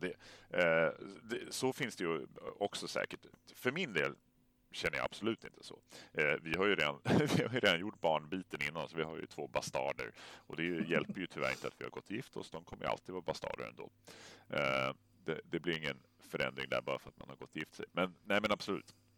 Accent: Stockholm, Stockholm County, Sweden; moved away; Jag är ju född och uppvuxen i Vasastan

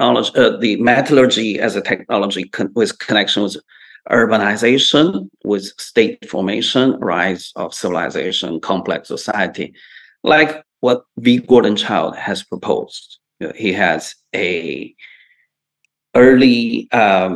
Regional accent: China; moved away as an adult; also born or lived in Canada; now in United States; I was born in China. I spent the first 20 years there

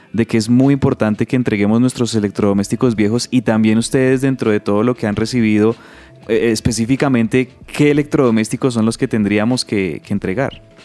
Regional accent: Colombia; como decimos nosotros aquí, Nina popularmente en Colombia

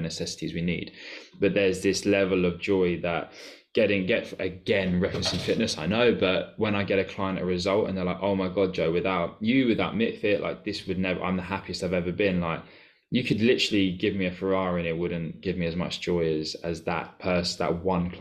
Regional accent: Cambridge, East of England, United Kingdom; I'm from Cambridge.

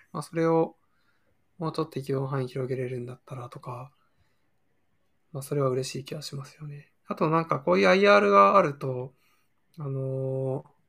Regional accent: Toyama, Japan; 実家が富山で

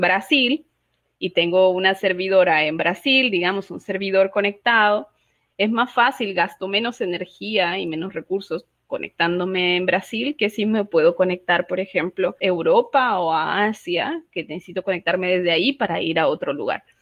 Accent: Honduras; soy activista, feminista, hondureña, catracha, como dicen en, en Honduras

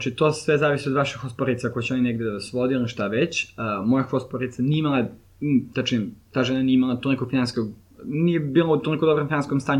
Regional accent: Serbia; also born or lived in Lynnwood, Washington, United States; ja sam iz Srbije

